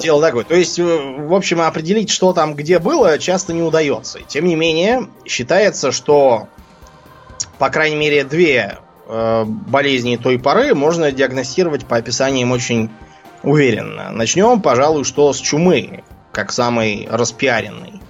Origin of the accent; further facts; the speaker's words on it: Russia; moved away; мы оба из России